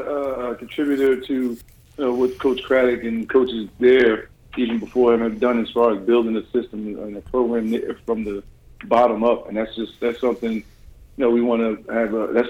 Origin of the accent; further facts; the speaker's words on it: New Jersey, United States; I grew up in it and never really liked it, other than, you know, I got to make a little extra money as a teenager shoveling snow and missing school.